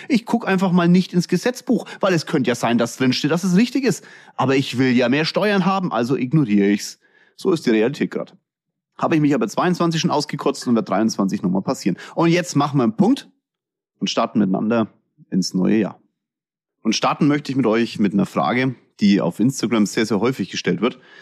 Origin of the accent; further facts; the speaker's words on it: Kulmbach, Bavaria, Germany; accent: Franconian; ich komme aus Kulmbach.